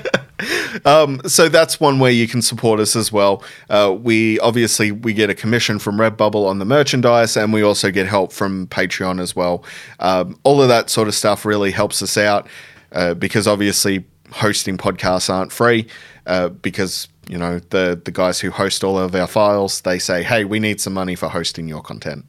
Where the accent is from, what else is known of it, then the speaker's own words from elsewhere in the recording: Tumut, New South Wales, Australia; my hometown in Tumut.